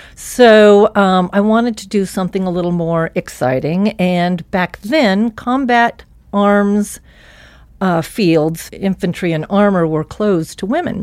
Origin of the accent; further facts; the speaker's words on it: Missoula, Montana, United States; I grew up in Missoula, Montana